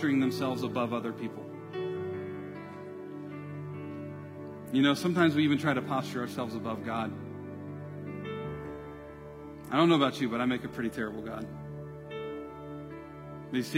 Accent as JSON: {"language": "English", "country": "United States", "said": "being in America, being an American"}